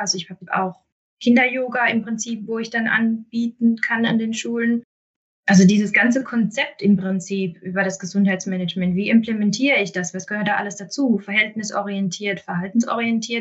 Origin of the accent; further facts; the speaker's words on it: Mosbach, Baden-Württemberg, Germany; in meiner Heimatstadt eine Stelle